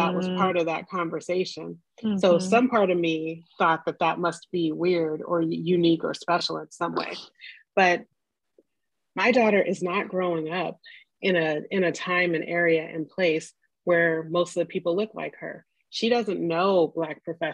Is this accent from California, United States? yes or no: yes; Los Angeles, California, United States; I grew up in South Central Los Angeles, and everybody in my neighborhood, almost everybody in my neighborhood was Black